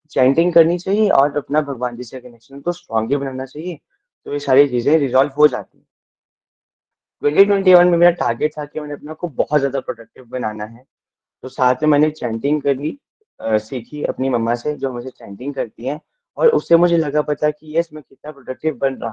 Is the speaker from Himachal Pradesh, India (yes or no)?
yes; Dharamshala, Himachal Pradesh, India; मैं धर्मशाला से बिलोंग करता हूँ